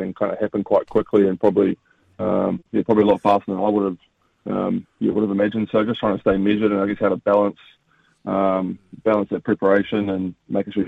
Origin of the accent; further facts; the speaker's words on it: New Zealand; as a Kiwi, you've grown up watching, the Aussie Summer of Cricket